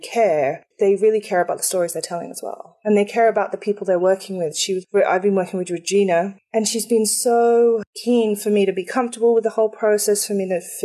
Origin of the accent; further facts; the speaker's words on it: England, United Kingdom; I am actually English